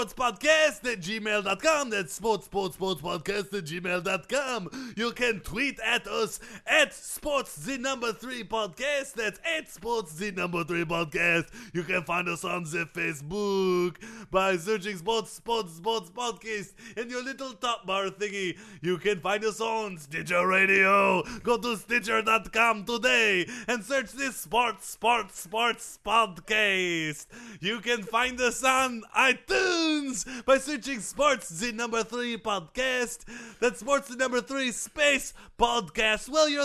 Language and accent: English; Minneapolis, Minnesota, United States; I am from Minneapolis.